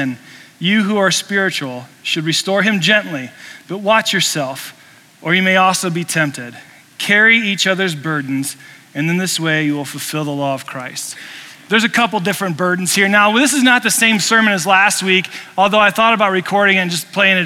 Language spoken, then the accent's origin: English; Indiana, United States; now in Colorado, United States; I grew up in Indiana